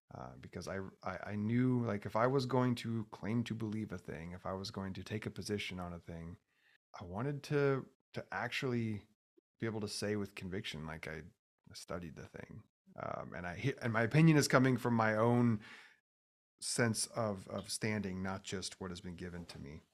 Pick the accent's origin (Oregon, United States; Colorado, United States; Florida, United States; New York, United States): Oregon, United States; I grew up in Oregon